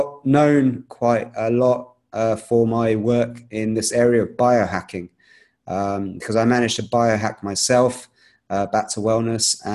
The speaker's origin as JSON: {"language": "English", "region": "London", "country": "United Kingdom", "tie": "born or raised there", "said": "I was actually born in the UK in London. I'm Indian. I come from that background"}